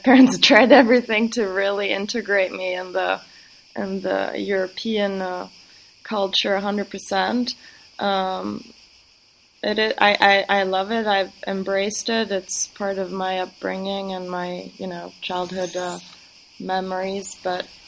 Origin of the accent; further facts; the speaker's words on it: Greece; also born or lived in Minneapolis, United States / Geneva, Switzerland / New York, United States; Spent my childhood there.